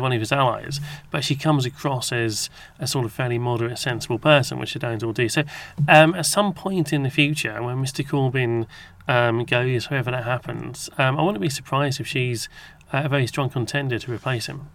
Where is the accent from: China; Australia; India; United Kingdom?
United Kingdom; England; as an Englishman